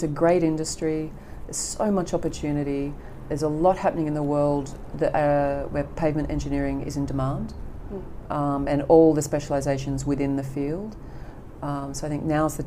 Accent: Australia; moved away as an adult; also born or lived in United Kingdom; now in Denmark; I'm an Australian.

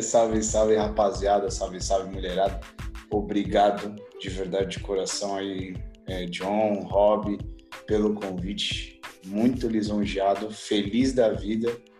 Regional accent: São Paulo, Brazil; sou nascido em São Paulo, filho do seu João e da dona Rita

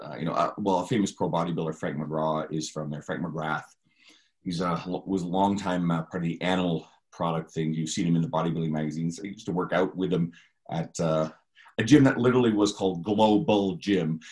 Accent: Newfoundland and Labrador, Canada; moved away; we're both originally from Newfoundland

